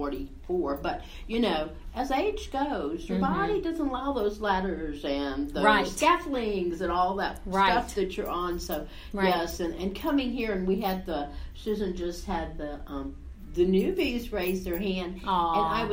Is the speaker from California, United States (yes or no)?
no; Ohio, United States; also born or lived in Detroit; I'm from Ohio, but from Detroit